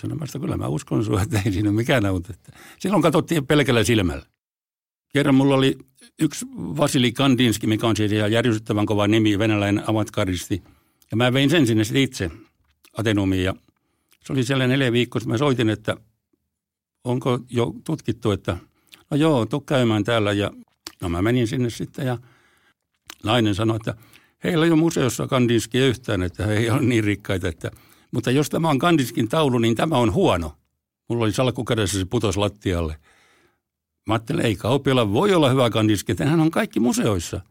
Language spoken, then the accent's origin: Finnish; Forssa, Tavastia Proper, Finland; also born or lived in Helsinki; Forssan olen syntynyt, takaisin syntynyt Helsingissä, mutta mä taisin olla sellainen vaikea tapaus, niin mä kävin täällä vaan tulemassa rääkäsemässä ja sitten muutin Forssaan ihan siellä, että olen forssalainen